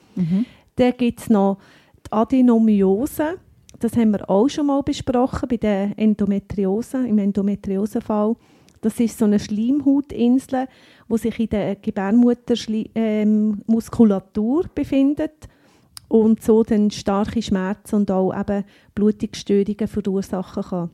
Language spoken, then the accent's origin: German; Lucerne, Switzerland; accent: Luzerner Dialekt; die Apothekerin mit eigener Apotheke und dem Luzerner Dialekt.